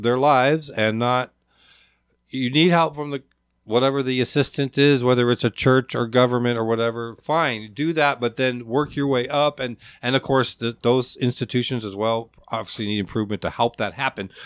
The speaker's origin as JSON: {"language": "English", "region": "Alaska", "country": "United States", "tie": "born or raised there", "also_born_or_lived": "Providence / Lakewood, Washington", "said": "growing up in Alaska and my family"}